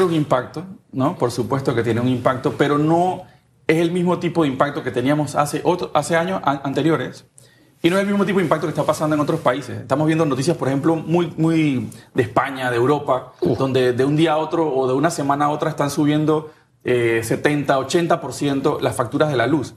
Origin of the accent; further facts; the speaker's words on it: Panama; somos panameños